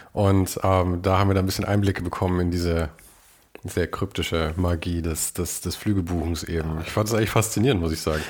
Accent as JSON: {"language": "German", "town": "Munich", "region": "Bavaria", "country": "Germany", "said": "in München"}